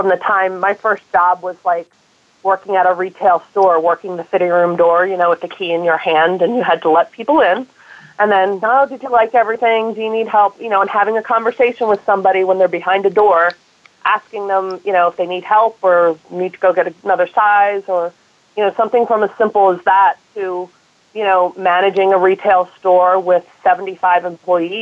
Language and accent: English; New Jersey, United States; moved away as an adult; also born or lived in London / New York / Hawaii / San Francisco Bay Area; I was born and raised in New Jersey, and now I'm back here